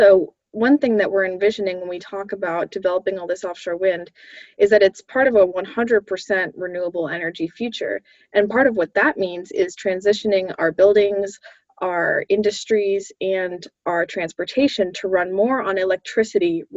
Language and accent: English; Massachusetts, United States; I grew up in Massachusetts